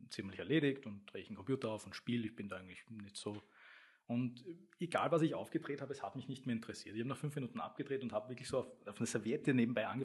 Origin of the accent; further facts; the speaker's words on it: Stammersdorf, Vienna, Austria; Ich komme aus Stammersdorf